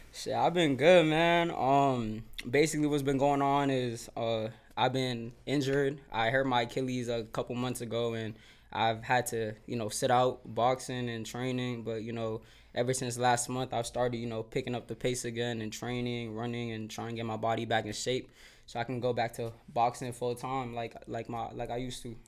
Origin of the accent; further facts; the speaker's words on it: Silver Spring, Maryland, United States; growing up in Silver Spring